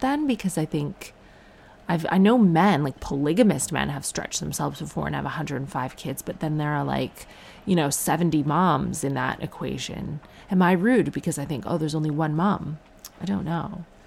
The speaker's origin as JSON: {"language": "English", "country": "Ireland", "said": "I am Irish"}